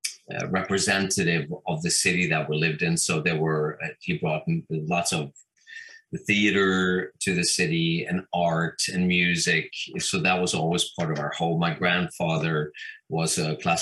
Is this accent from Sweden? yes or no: yes; Sweden; now in Hamburg, Germany; I'm Swedish originally